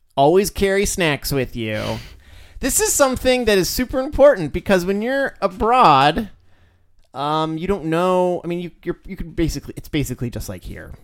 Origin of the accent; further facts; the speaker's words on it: United States; I'm like a gigantic American male.